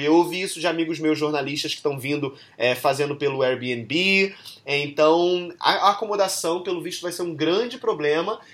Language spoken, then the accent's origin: Portuguese; Brazil; sendo brasileiro